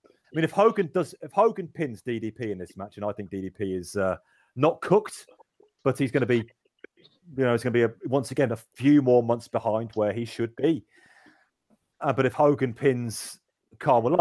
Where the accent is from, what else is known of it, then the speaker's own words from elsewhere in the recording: United Kingdom; We're all British